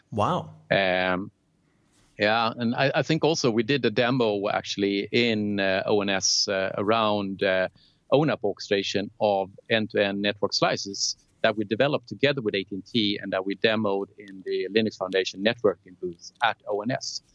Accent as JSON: {"language": "English", "town": "Lund", "region": "Skåne", "country": "Sweden", "tie": "born or raised there", "said": "I was born and raised in Lund, uh, a small university town in, in the south of Sweden, where I also actually lived in the 25 first years of my life."}